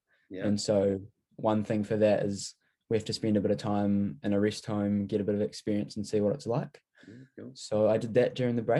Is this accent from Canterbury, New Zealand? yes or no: yes; Christchurch, Canterbury, New Zealand; I'm originally from Christchurch, born there, did all my schooling there, so had a bit of time in Christchurch with my family. We've actually got our main house is in Kaitiriti